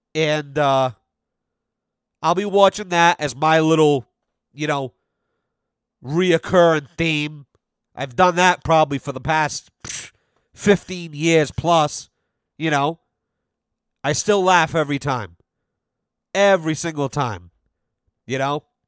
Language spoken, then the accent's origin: English; United States; I'm an American.